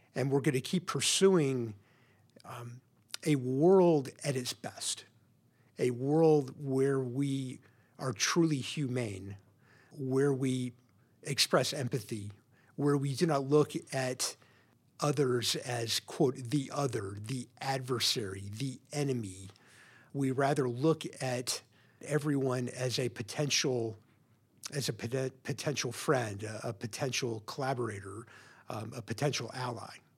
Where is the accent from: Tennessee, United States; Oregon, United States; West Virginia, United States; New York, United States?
Tennessee, United States; Memphis; now in Portland, United States; I grew up in Memphis, Tennessee, in a, a pretty typical suburban home